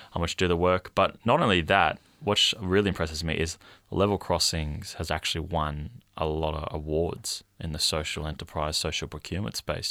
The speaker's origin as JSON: {"language": "English", "country": "Australia", "said": "I identify as Indigenous Australian"}